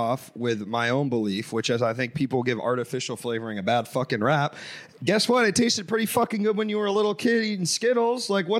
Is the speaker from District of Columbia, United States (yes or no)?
yes; Washington, District of Columbia, United States; I grew up in Washington D.C.